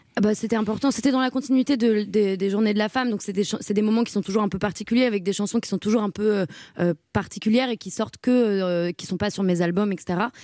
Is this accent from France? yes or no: yes; Paris, Île-de-France, France; Je suis née à Paris.